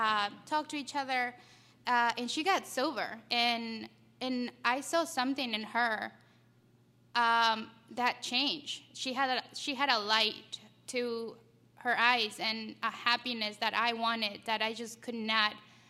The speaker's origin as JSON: {"language": "English", "country": "Ecuador", "moved": "yes", "said": "I'm from Ecuador. That's where my story began. I grew up in a household with a single mom, a dad who immigrated here when I was like two"}